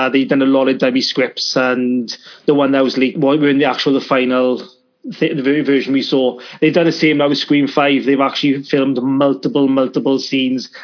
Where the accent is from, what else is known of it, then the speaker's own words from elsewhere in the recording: Wales, United Kingdom; I am from Wales